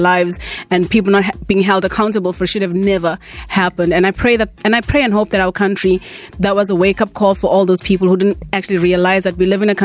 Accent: KwaDukuza, KwaZulu-Natal, South Africa; moved away; also born or lived in Johannesburg / Cape Town; So I say KwaDukuza because that's the only town that we like near Glendale.

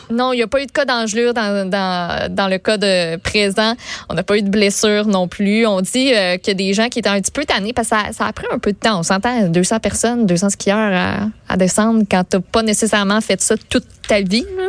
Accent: Quebec, Canada; on est des Québécois

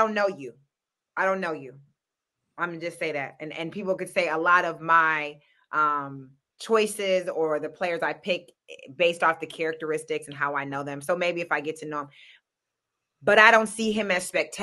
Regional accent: Michigan, United States; moved away; I grew up in Michigan

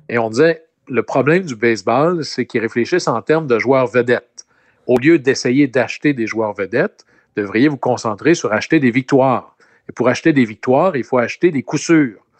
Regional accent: Quebec, Canada; Chez nous, au Québec

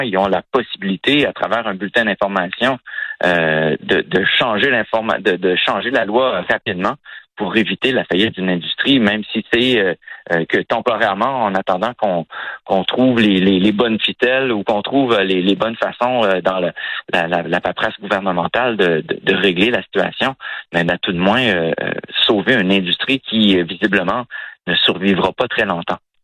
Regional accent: Quebec, Canada; chez nous, au Québec

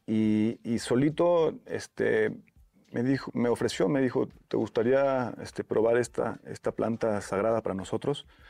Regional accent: Puerto Vallarta, Jalisco, Mexico; Sí, soy de Puerto Vallarta

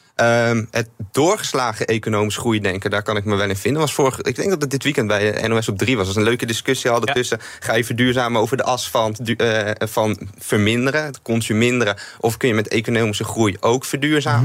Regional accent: Netherlands; in Nederland als Nederlanders

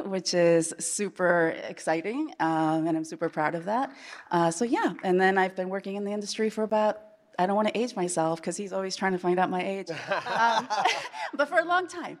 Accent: Iowa, United States; born or raised there; moved away as an adult; also born or lived in Chile / Manhattan

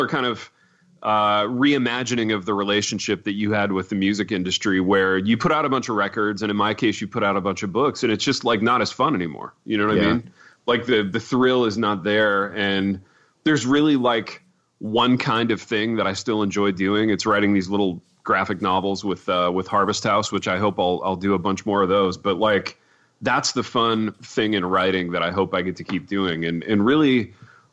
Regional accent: Indiana, United States; growing up in Indiana

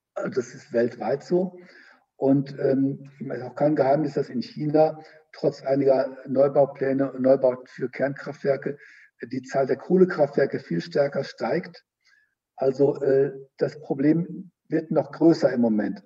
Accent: Germany; bei uns in Deutschland

